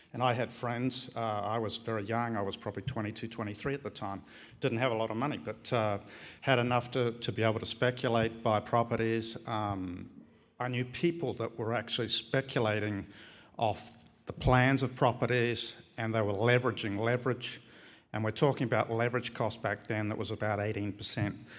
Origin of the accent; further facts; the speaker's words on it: New Zealand; moved away as an adult; also born or lived in Australia; now in Barcelona, Spain; I'm from New Zealand, but I arrived in Australia in eighty-eight